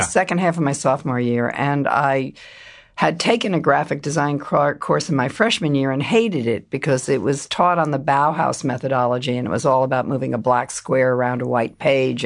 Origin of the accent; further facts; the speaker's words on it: Silver Spring, Maryland, United States; moved away as an adult; also born or lived in Fairfax County, Virginia / Philadelphia; I grew up first in, um, Fairfax County, Virginia, and then Silver Spring, Maryland